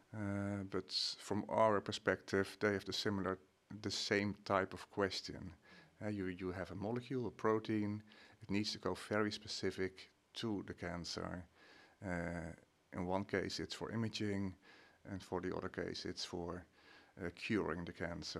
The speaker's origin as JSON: {"language": "English", "country": "Netherlands", "moved": "as an adult", "lives_now": "Sweden", "said": "I'm, uh, Dutch."}